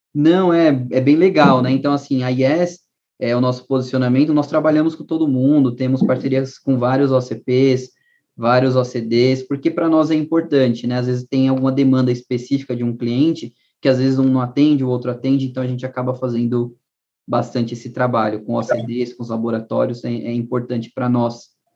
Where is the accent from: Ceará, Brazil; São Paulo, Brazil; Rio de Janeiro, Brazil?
São Paulo, Brazil; also born or lived in Northeast Brazil; eu morei no Nordeste, dos 14 aos 18 anos, nasci em São Paulo, mas morei no Nordeste quatro anos